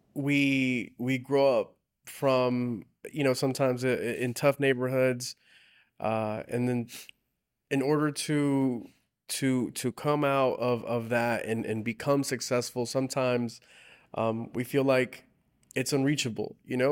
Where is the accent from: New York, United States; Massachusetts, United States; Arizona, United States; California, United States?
California, United States; South Gate; I grew up in Southgate, and all the surrounding cities now we serve in, in Southeast L